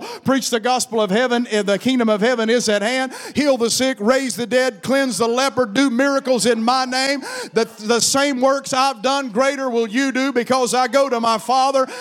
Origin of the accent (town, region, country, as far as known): United States